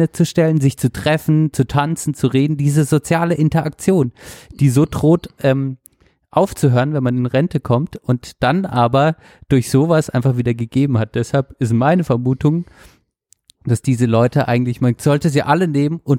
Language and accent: German; Stuttgart, Baden-Württemberg, Germany; Weil ich als Stuttgarterin mein Stuttgart liebe und weil